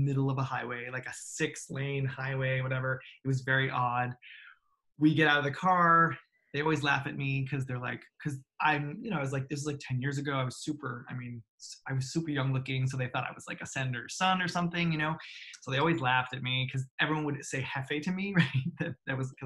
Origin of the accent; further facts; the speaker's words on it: United States; they knew I was American right away